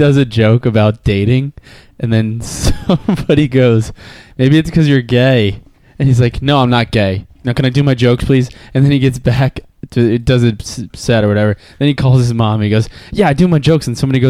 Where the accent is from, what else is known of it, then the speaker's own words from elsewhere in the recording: Wisconsin, United States; Like, I'm from Wisconsin.